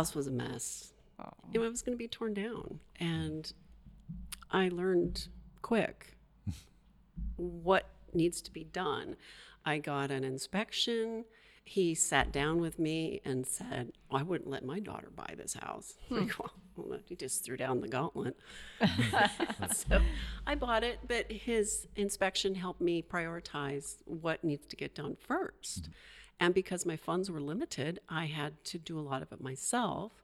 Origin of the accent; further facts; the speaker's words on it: Eastern Washington, United States; moved away as an adult; also born or lived in Seattle; now in Astoria, United States; I'm originally from Eastern Washington